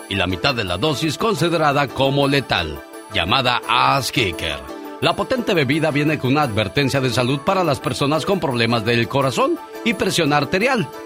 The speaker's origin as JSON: {"language": "Spanish", "town": "Guamúchil", "region": "Sinaloa", "country": "Mexico", "tie": "born or raised there", "also_born_or_lived": "Culiacán", "said": "Un día, salí de Sinaloa, pero Sinaloa nunca salió de mí. Originaria de Guamuchil, originaria de Culiacán."}